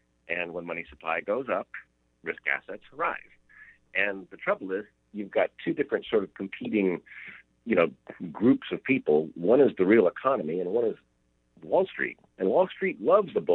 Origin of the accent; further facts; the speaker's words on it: Louisiana, United States; moved away; also born or lived in Florida; I was born in Louisiana